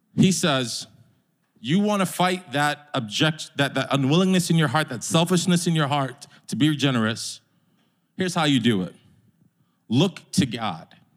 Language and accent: English; New York, United States; As a New Yorker